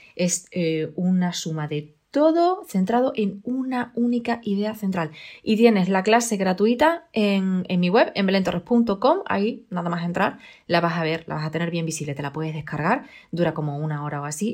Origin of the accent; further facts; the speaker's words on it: Extremadura, Spain; yo soy extremeña y aquí hay bellotas